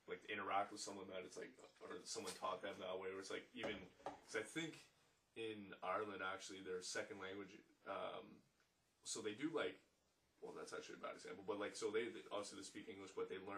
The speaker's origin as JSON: {"language": "English", "country": "Canada", "said": "we're actually Canadian."}